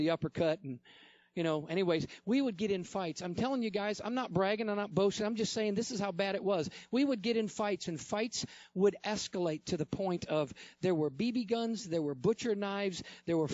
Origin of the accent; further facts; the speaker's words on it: upstate New York, United States; I lived in upstate New York. I was born in New York